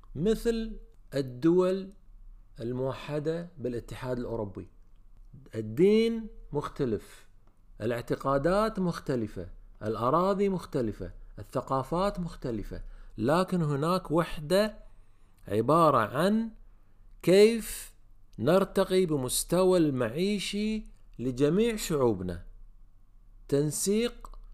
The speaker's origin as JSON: {"language": "Arabic", "country": "Kuwait", "said": "عندنا بالكويت"}